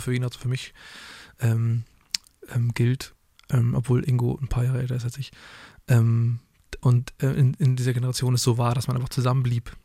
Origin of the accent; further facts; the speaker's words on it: Hamburg, Germany; ich auf jeden Fall auch als Hamburger